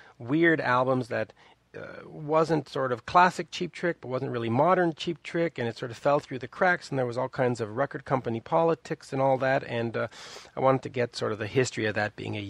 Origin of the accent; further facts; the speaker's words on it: Canada; as a Canadian